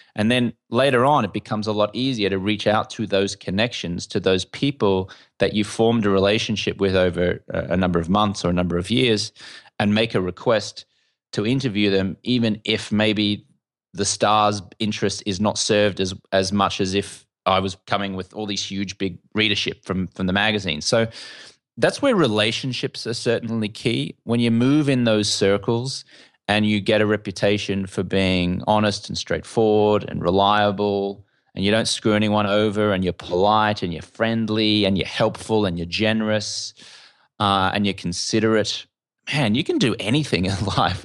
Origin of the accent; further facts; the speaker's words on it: Brisbane, Queensland, Australia; moved away as an adult; also born or lived in London; now in Los Angeles, United States; you can tell I'm an Australian. Uh, I grew up in Brisbane, in Australia